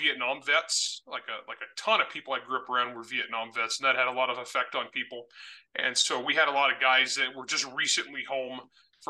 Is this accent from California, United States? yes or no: yes; San Joaquin Valley, California, United States; moved away; I was north of you guys. I was San Joaquin Valley.